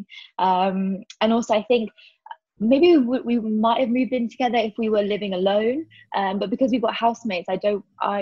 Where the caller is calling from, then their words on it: London, United Kingdom; I'm calling from Peckham